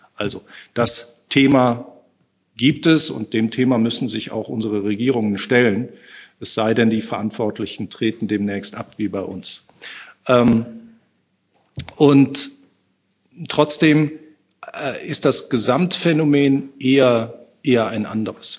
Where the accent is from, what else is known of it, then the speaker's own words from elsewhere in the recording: North Rhine-Westphalia, Germany; aus meinem Heimatbundesland, aus Nordrhein-Westfalen